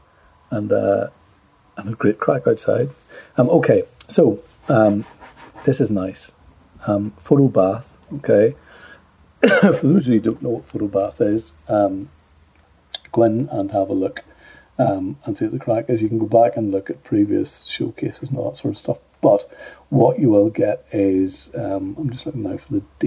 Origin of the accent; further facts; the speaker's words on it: Ireland; Being Irish